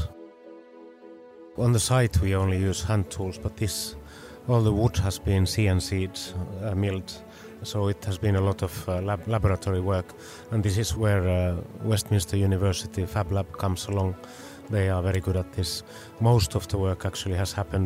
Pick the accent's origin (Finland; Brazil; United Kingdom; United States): Finland; we come from Finland